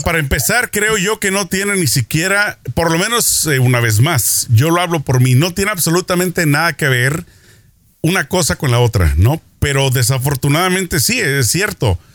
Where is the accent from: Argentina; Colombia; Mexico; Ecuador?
Mexico; now in Los Angeles, United States; mi niñez en México